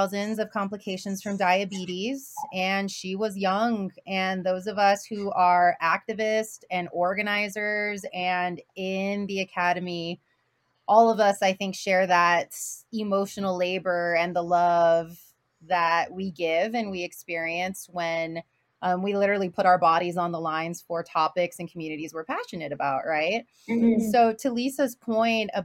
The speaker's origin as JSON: {"language": "English", "town": "Houston", "region": "Texas", "country": "United States", "tie": "born or raised there", "moved": "yes", "lives_now": "Utah, United States", "said": "I was born and raised in Houston, but my family is from the border as well"}